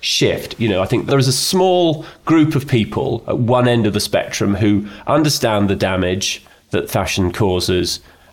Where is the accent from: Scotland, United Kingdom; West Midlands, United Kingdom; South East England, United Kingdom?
Scotland, United Kingdom; Edinburgh; I was brought up in Edinburgh by Scottish parents who valued things